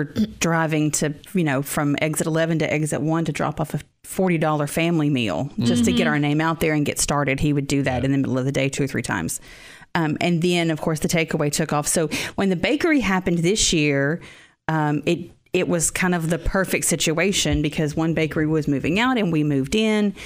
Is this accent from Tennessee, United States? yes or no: yes; Robertson County, Tennessee, United States; I grew up in the Robertson County area